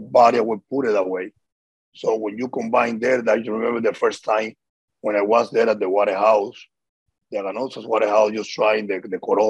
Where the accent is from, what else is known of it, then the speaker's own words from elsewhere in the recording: Havana, Cuba; moved away as an adult; now in Miami, United States; we grew up there in Cuba